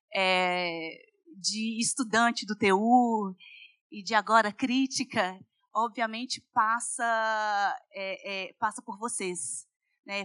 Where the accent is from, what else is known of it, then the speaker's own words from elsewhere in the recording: Belo Horizonte, Minas Gerais, Brazil; eu sou de Belo Horizonte